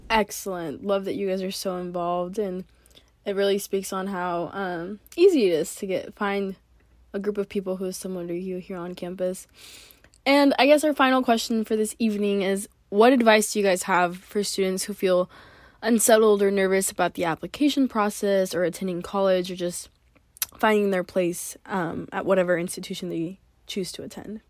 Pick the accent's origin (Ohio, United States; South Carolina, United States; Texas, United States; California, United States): California, United States; Orange County; moved away as an adult; now in Notre Dame, United States; I'm originally from Orange County, California